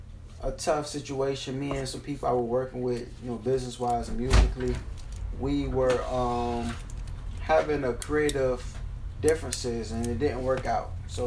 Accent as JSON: {"language": "English", "town": "Savannah", "region": "Georgia", "country": "United States", "tie": "born or raised there", "said": "Born and raised in Savannah"}